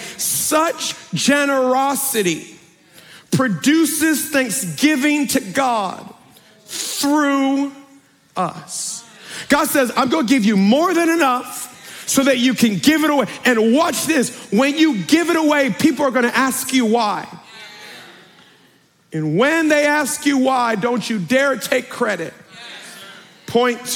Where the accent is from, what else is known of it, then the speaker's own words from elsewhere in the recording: Baltimore, Maryland, United States; I'm from Baltimore through and through